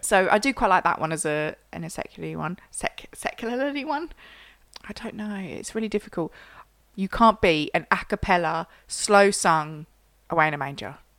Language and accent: English; Yorkshire and the Humber, United Kingdom; I'm a Yorkshire girl